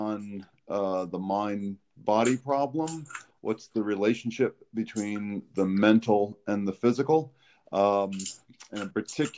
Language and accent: English; New York, United States; now in Alabama, United States; I'm from New York originally